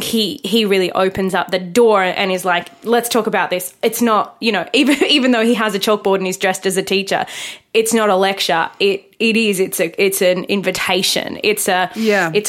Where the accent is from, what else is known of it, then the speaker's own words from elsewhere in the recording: Australia; We're Australian and we have this history of the erasure of our Indigenous culture